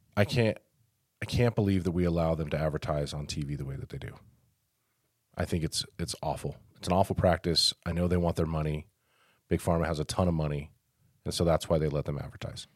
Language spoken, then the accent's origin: English; Denver, Colorado, United States; now in Farmington, United States; I grew up in Denver, and very multicultural area